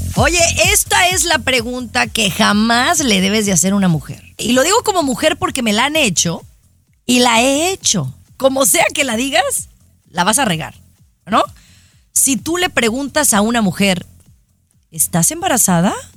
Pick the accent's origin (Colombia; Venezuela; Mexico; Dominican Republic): Mexico; soy mexicana